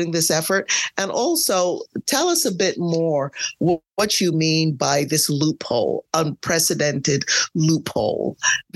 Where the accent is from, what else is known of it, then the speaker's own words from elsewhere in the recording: Barbados; I'm from Barbados. We're a very small island